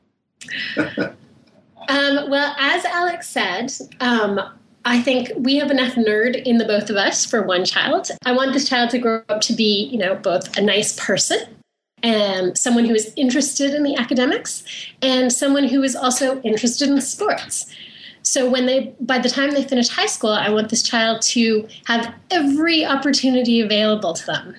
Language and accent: English; Canada; I grew up in Canada, so I went to camp just outside of Vancouver